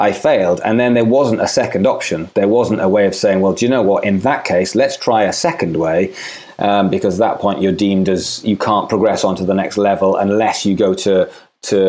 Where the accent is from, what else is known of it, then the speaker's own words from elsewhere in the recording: Swansea, Wales, United Kingdom; moved away as an adult; I'm from Swansea in Wales.